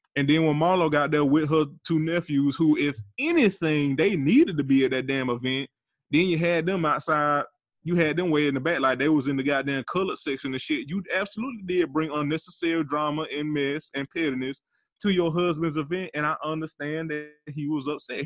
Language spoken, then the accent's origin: English; Georgia, United States; Atlanta, Georgia, my home state